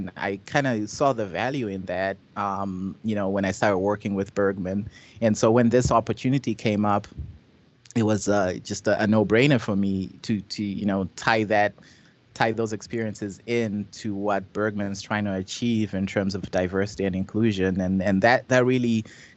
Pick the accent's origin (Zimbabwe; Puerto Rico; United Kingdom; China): Zimbabwe; moved away as an adult; now in United States; I grew up in Zimbabwe, and I came to the U.S. at age 18.